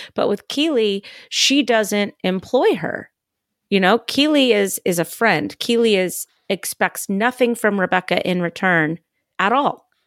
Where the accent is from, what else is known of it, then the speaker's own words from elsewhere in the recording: California, United States; moved away; I'm not from the South. I'm from California